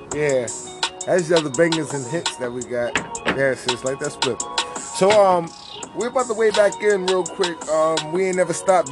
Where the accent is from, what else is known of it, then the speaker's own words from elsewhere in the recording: New York, United States; moved away; I'm from New York